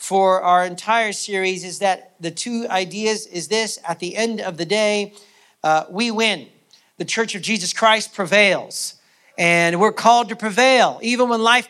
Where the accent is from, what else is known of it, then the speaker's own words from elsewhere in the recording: United States; moved away as an adult; now in Canada; I'm American, and so in the American church, I mean, I've been in Canada now for 8 years.